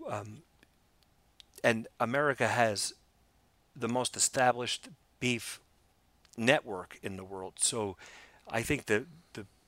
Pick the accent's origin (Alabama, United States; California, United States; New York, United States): New York, United States; New York City; growing up in Brooklyn